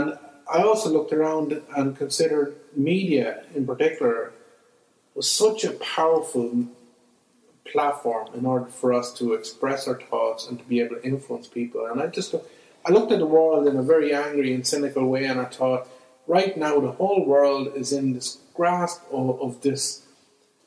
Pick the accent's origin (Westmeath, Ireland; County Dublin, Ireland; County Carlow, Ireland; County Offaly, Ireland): County Offaly, Ireland; Clonbullogue; I grew up in Clonbologue in a village in Offaly